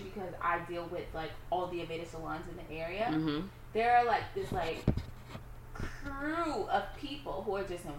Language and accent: English; Boston, Massachusetts, United States; I'm from Boston